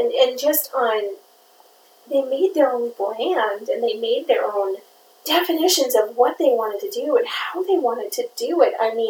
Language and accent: English; Minnesota, United States; there is just something about being Minnesotan.